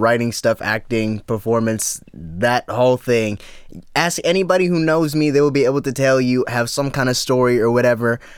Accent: Dallas suburbs, Texas, United States; moved away as an adult; now in Austin, United States; I'm from Dallas.

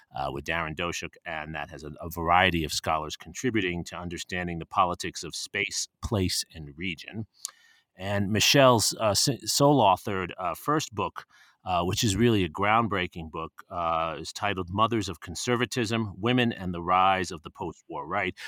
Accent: New York, United States; where I grew up in New York, Jersey, we call it

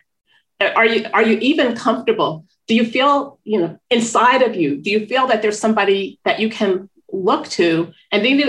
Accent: Northeast, United States; moved away; also born or lived in New York City; I'm from the Northeast

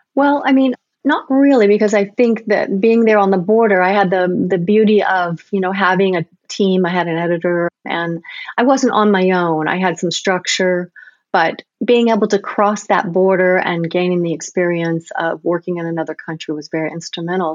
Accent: United States; being an American photojournalist

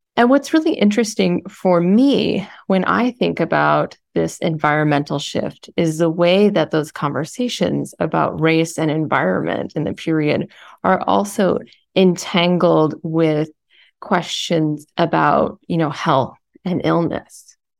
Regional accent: Columbia, Missouri, United States; I grew up in Columbia, Missouri

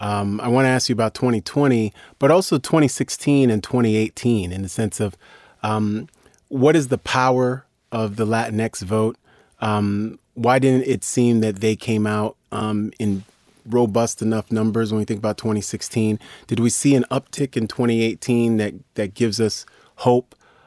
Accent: New York, United States; Because I know, being from New York, I grew up around Puerto Ricans and Dominicans who are very proud of a very specific kind of identity

